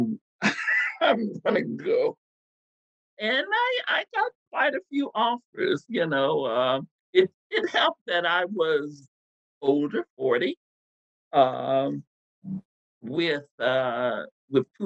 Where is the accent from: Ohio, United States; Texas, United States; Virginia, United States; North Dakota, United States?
Texas, United States; born or raised there; moved away